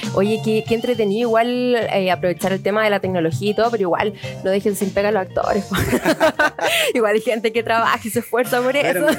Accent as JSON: {"language": "Spanish", "country": "Chile", "said": "somos todos chilenos"}